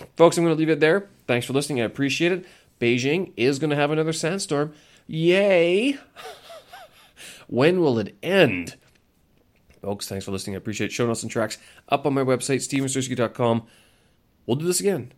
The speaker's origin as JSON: {"language": "English", "country": "Canada", "moved": "yes", "said": "I'm Canadian. I hold a Canadian passport and I speak English very well"}